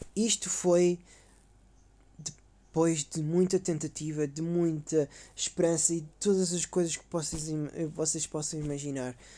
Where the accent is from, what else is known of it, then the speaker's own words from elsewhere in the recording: Caldas da Rainha, Leiria District, Portugal; now in Sofia, Bulgaria; sou das Caldas da Rainha